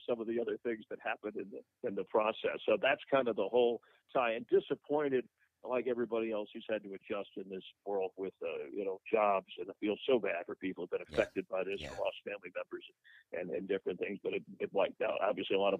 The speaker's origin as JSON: {"language": "English", "region": "South Florida", "country": "United States", "tie": "born or raised there", "said": "I grew up in South Florida"}